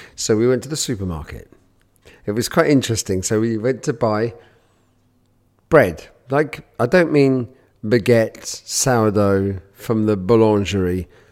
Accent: United Kingdom; I'm born British, and I, and I'm born Jewish

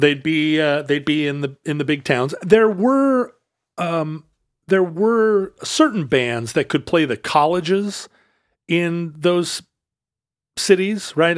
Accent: Alaska, United States; I'm from Alaska

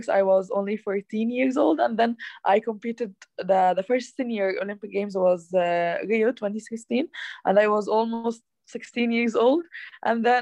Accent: Egypt; Uh, I'm from Egypt. I live in Cairo, the capital

